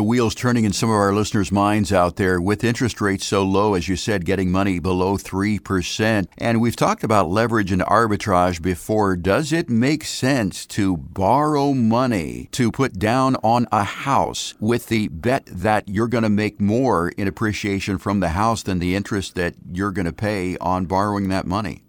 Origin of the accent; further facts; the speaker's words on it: Ohio, United States; moved away; I'm originally from Ohio, and a lot of my family lives back there